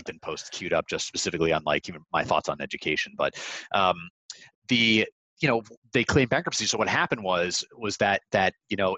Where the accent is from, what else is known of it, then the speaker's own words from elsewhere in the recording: Connecticut, United States; grew up in Connecticut.